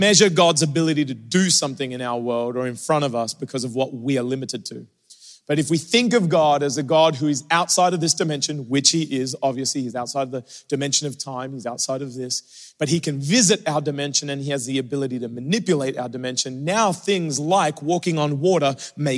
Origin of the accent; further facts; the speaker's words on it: Australia; moved away; growing up in Australia